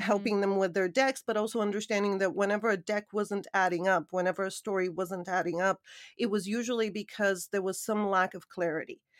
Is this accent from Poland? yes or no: no; Hamilton, Ontario, Canada; moved away as an adult; also born or lived in Sofia, Bulgaria / New York; I grew up in Canada, moved to New York at, I believe it was around twenty-one